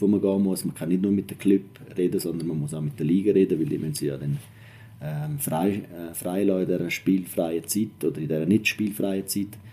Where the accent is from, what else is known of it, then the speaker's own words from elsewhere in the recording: Engadin, Graubünden, Switzerland; moved away; ich komme ja aus dem Engadin ursprünglich